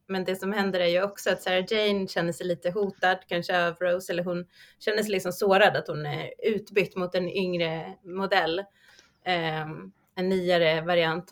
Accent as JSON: {"language": "Swedish", "country": "Sweden", "said": "oss som svenskar"}